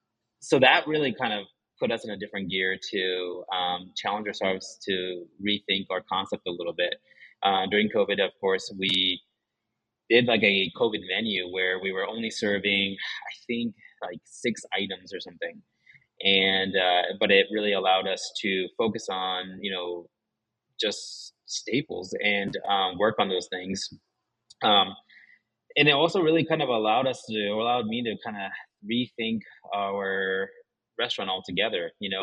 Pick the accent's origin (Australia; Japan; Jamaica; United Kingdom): Japan; first language Japanese; English is a second language; being a half Japanese person. And it's difficult, it's challenging. You know, my Japanese is my first language, and I lived in Japan, you know, big chunk of my childhood, I lived in Japan. But I never really felt like I belonged there.